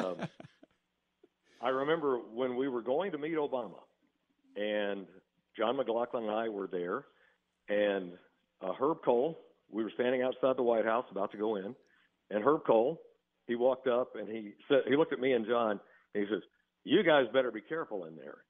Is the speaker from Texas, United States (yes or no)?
yes; Texas, United States; moved away as an adult; also born or lived in Wisconsin; I was born and raised in Texas.